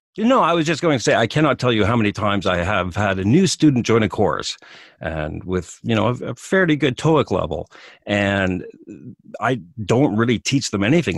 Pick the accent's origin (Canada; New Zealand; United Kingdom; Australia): Canada; Western Canada; moved away as an adult; now in Japan; I'm from Canada, I'm from the western part of Canada.